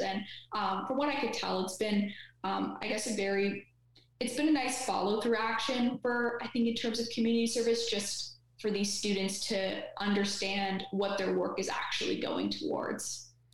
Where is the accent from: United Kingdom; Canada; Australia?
Canada; also born or lived in Ottawa